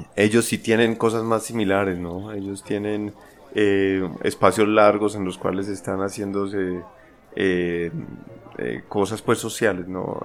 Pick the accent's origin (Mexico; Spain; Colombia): Colombia; moved away; also born or lived in France; en mi país normalmente, pues en Colombia